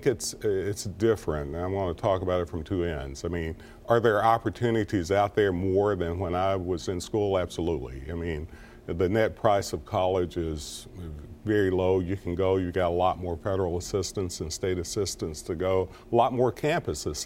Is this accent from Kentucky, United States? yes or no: yes; Clay County, Kentucky, United States; I'm from Clay County, Kentucky. My father was a coal miner.